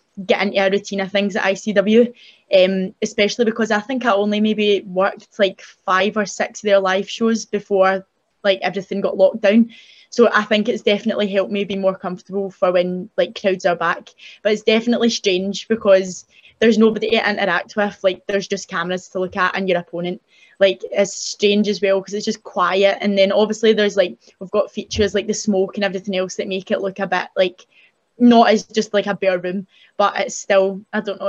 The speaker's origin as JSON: {"language": "English", "region": "Scotland", "country": "United Kingdom", "said": "I was from Scotland"}